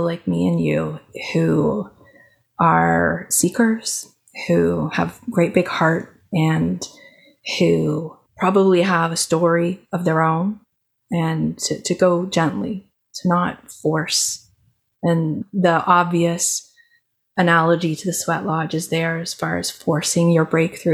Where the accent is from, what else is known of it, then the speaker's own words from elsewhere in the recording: Canada; I'm Canadian